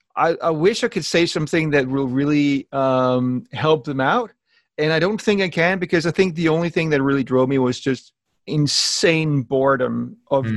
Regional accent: Denmark; accent: weird accent, combination of Danish and motivational speakers; moved away as an adult; I'm born in Denmark and I lived there until I was about 36. And uh, my weird accent is just a combination of um, of being being Danish

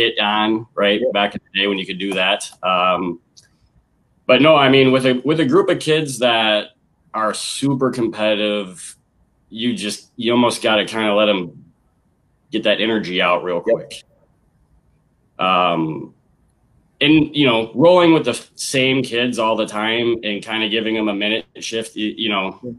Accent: Beloit, Wisconsin, United States; also born or lived in Dane County, Wisconsin; I'm from Beloit

